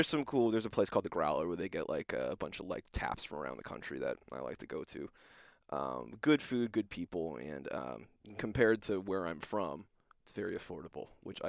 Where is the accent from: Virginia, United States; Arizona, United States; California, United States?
California, United States; Los Angeles; growing up in the Los Angeles area, USC grad and all that stuff, you know, Los Angeles is different